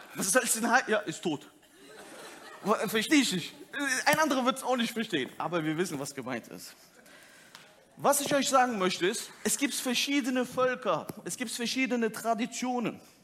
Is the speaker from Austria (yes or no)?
no; Turkey; als Türke